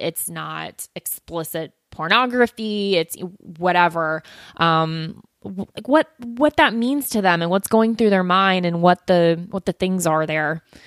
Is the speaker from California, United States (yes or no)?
no; South Florida, United States; moved away as an adult; now in Atlanta, United States; I grew up in South Florida